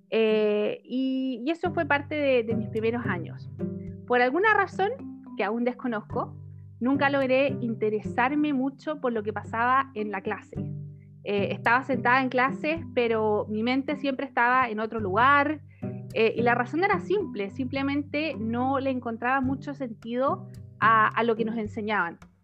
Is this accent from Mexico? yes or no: no; Chile; moved away as an adult; also born or lived in Ireland / Spain / Denmark / Italy; algunos me conocen como chilena por el mundo